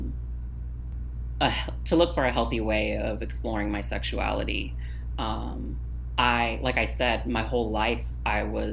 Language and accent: English; Navasota, Texas, United States; I grew up in a really small conservative town called Navasota, Texas